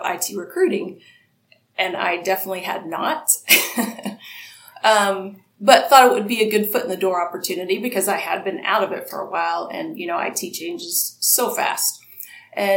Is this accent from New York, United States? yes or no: no; Ohio, United States; now in San Antonio, Texas, United States; I'm a Midwesterner too. I'm from Ohio